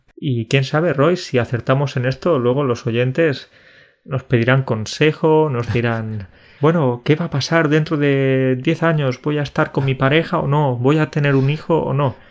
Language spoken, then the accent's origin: Spanish; Spain; now in Poland; Soy español, pero vivo en Polonia